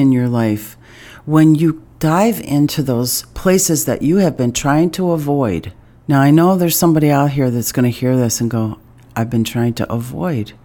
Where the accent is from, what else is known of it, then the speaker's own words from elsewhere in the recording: East Coast, United States; now in Iowa, United States; I'm from the East Coast originally